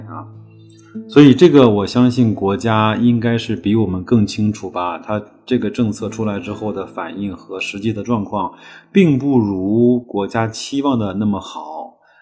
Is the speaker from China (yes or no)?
yes; China; 西部呢，一直是对我们中国人来说，相对还是比较向往的地方